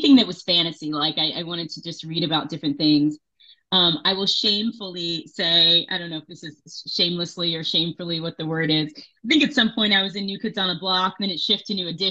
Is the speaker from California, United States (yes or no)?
no; Las Vegas, Nevada, United States; moved away as an adult; also born or lived in New York; I was born in New York, but I grew up in Las Vegas